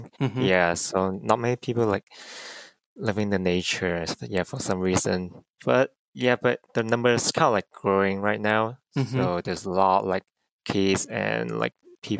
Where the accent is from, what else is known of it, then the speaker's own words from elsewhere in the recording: China; English is a second language; moved away as an adult; also born or lived in United States; I'm from China. But I was a student here in the US. So that's why my English is not really bad